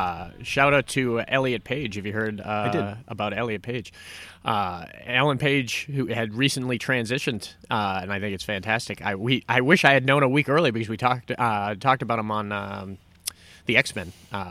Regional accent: Massachusetts, United States; we're from Massachusetts

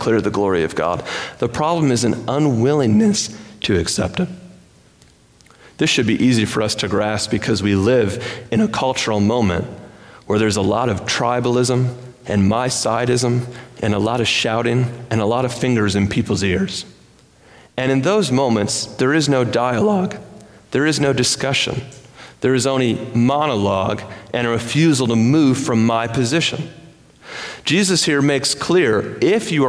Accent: Michigan, United States; growing up in Michigan

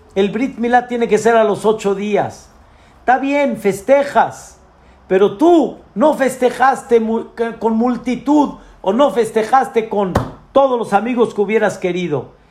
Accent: Mexico; Yo nací aquí en México y Dios quiso que yo viva en México

